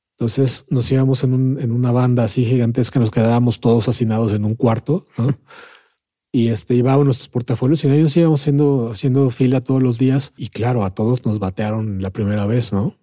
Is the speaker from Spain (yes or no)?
no; Mexico; accent: Mexican; se ve que soy mexicano, pues, ¿no? Y de acento